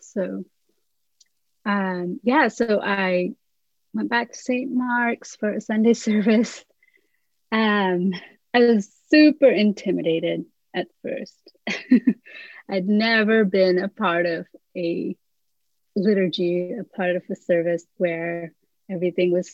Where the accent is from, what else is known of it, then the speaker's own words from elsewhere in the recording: India; moved away as an adult; also born or lived in England; Growing up in India, my church was just so different